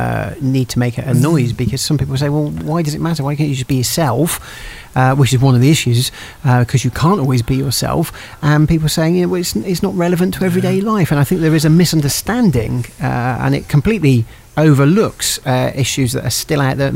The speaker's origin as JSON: {"language": "English", "country": "United Kingdom", "said": "in Britain, we're terribly British"}